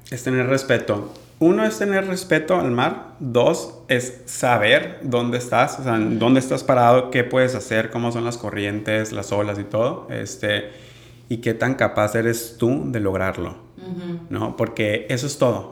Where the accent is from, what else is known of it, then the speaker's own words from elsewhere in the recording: Mazatlán, Sinaloa, Mexico; also born or lived in Monterrey; Crecí aquí en Mazatlán, en esta cultura de, mar, playa